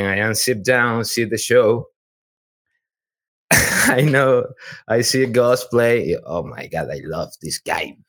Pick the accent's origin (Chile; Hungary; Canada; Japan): Chile; English is a second language; moved away as an adult; now in Houston, United States; I am from Chile.